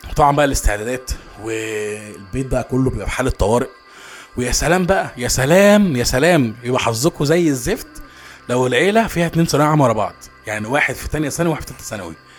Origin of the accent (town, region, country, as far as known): Egypt